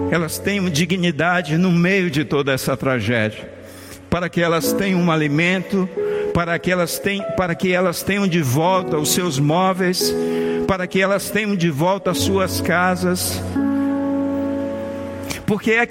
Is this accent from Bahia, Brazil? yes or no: yes; Bahia, Brazil; o pastor Josaniel, que é baiano como eu sou baiano